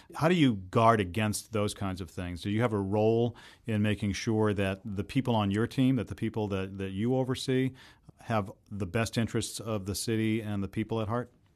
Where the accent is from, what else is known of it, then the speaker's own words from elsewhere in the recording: Boston, Massachusetts, United States; as a Bostonian born and raised here